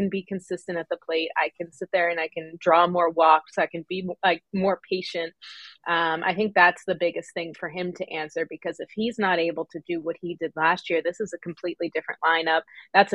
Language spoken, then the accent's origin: English; Pennsylvania, United States; moved away; I was from Pennsylvania